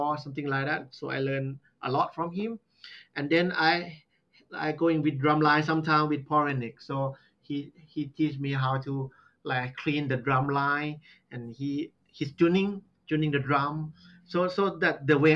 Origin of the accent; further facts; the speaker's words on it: Southern Thailand, Thailand; English is a second language; now in Nakhon Ratchasima, Thailand; I'm from Southern. Very Southern, like almost close to Malaysia